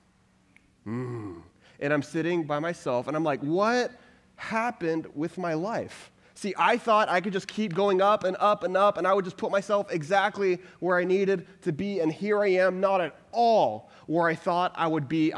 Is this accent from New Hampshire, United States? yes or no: no; Texas, United States; I'm originally from Texas